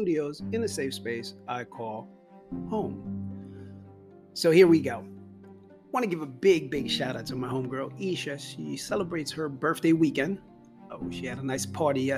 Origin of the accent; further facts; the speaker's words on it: New York City, New York, United States; growing up in New York and in the Bronx